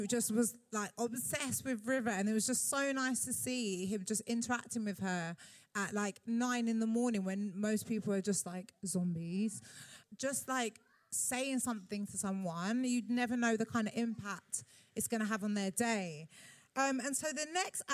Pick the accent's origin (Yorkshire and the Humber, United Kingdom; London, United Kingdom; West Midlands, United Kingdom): London, United Kingdom; as a Londoner